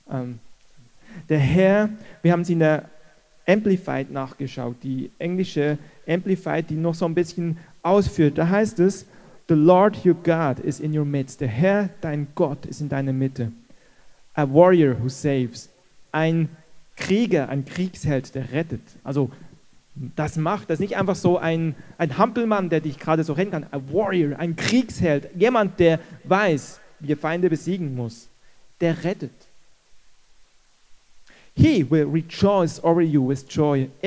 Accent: Switzerland; als Schweizer, Deutsch vorbereitet

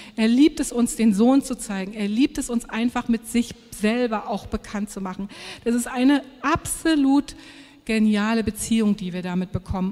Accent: Germany

